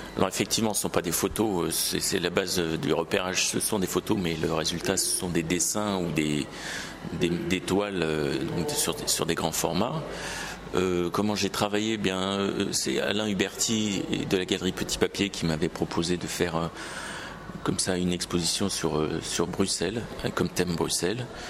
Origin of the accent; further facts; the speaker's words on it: Paris, Île-de-France, France; en tant que Parisien